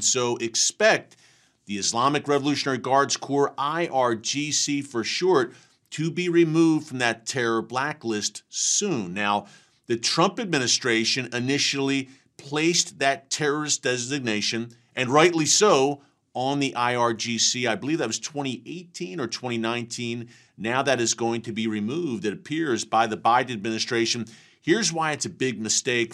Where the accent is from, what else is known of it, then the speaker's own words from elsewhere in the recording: United States; as an American